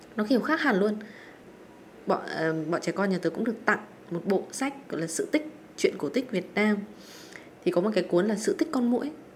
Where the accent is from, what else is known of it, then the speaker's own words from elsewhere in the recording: Vietnam; mình là người Việt Nam